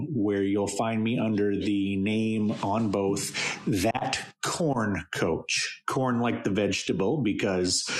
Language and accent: English; central Maine, United States; I grew up in central Maine